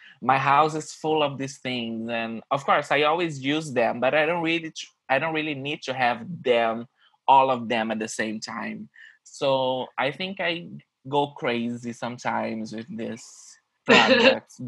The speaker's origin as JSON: {"language": "English", "region": "Rio de Janeiro", "country": "Brazil", "second_language": "English", "moved": "as an adult", "lives_now": "New York, United States", "said": "I'm from Rio in Brazil"}